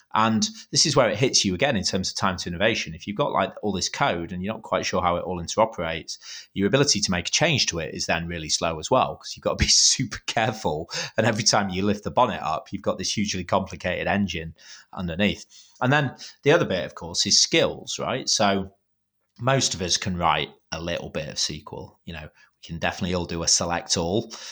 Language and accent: English; United Kingdom; I'm being too British